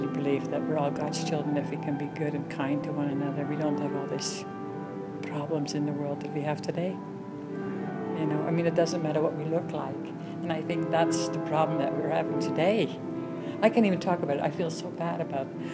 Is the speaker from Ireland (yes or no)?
no; Netherlands; English is a second language; moved away as an adult; now in Salt Lake City, United States; I am originally from the Netherlands and came over to the United States